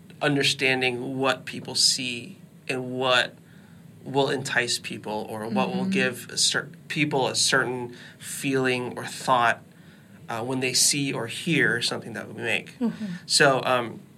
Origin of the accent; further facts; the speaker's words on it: Virginia Beach, Virginia, United States; I'm from Virginia Beach.